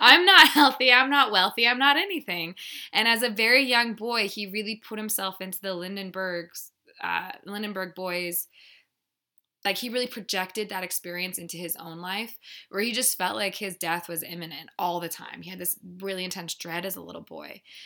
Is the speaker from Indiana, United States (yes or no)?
no; Littleton, Colorado, United States; I'm from Littleton, Colorado